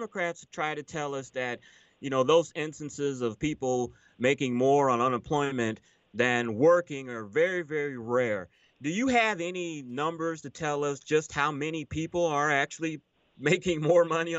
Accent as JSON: {"language": "English", "town": "Tyler", "region": "Texas", "country": "United States", "tie": "born or raised there", "moved": "yes", "said": "I am a East Texas boy. I was born in Tyler, Texas."}